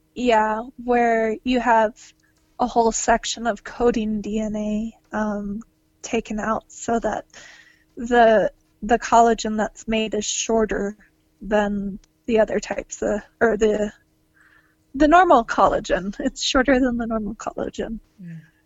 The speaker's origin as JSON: {"language": "English", "region": "Georgia", "country": "United States", "tie": "born or raised there", "moved": "yes", "lives_now": "Utah, United States", "said": "I grew up in Georgia"}